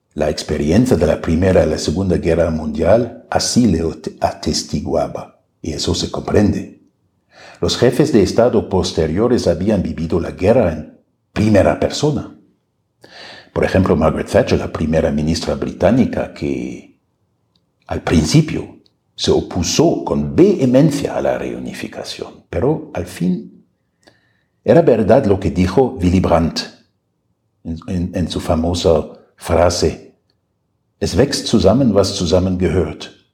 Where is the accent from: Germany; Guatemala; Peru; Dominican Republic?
Germany; moved away as an adult; now in Mexico City, Mexico